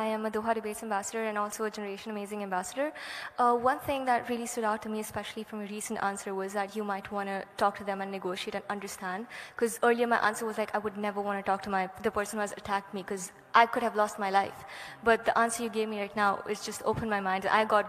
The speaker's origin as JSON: {"language": "English", "country": "India", "said": "I come from India"}